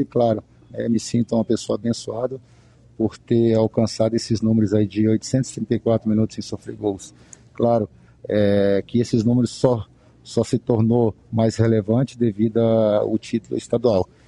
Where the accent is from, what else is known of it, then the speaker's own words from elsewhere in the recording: Contagem, Minas Gerais, Brazil; moved away; eu sou mineiro, sou de Contagem, região metropolitana de Belo Horizonte